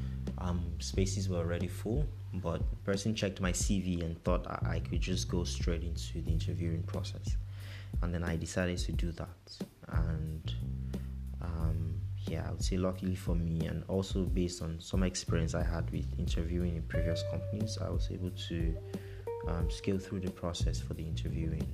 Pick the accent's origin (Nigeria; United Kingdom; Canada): Nigeria; moved away as an adult; now in Europe; growing up in Nigeria